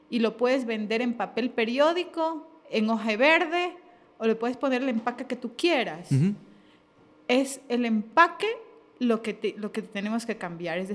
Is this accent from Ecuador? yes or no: yes; Ecuador; Eh, sí, sí, sí, como, como ecuatorianos en general